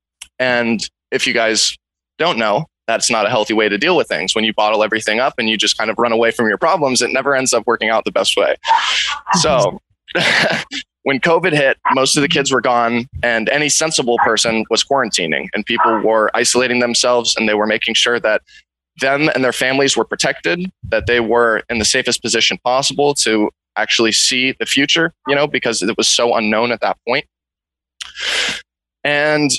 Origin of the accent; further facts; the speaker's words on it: Big Sur, California, United States; I grew up in Big Sur. You know, I was raised on a cattle ranch.